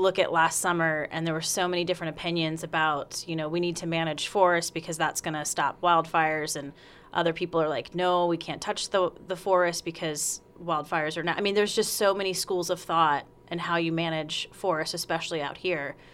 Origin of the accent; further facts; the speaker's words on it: South Carolina, United States; moved away; also born or lived in Las Vegas, Nevada / Medford, Oregon; I'm from South Carolina, so moving out to the West Coast, I lived in Vegas for a while